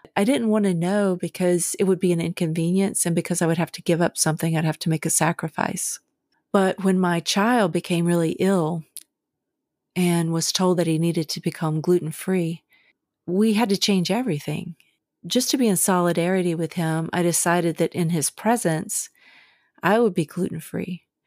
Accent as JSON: {"language": "English", "region": "the South", "country": "United States", "tie": "born or raised there", "said": "When I was a kid growing up in the South"}